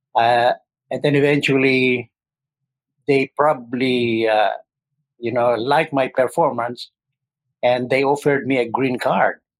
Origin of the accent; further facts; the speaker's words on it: Pasay, Metro Manila, Philippines; moved away as an adult; also born or lived in Tuguegarao, Cagayan, Philippines / Switzerland; now in Syracuse, United States; I'm originally from uh, Philippines. I uh, uh, from Tuguegarao, Cagayan. That's my province, and I grew up in Pasay City, that's uh, adjacent to the city of Manila.